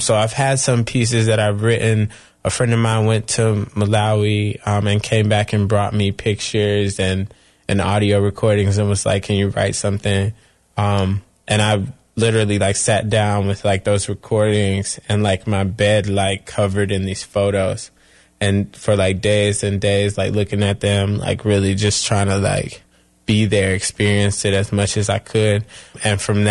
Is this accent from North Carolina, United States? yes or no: yes; Chapel Hill, North Carolina, United States; from Chapel Hill, North Carolina, and I'm 24 years old.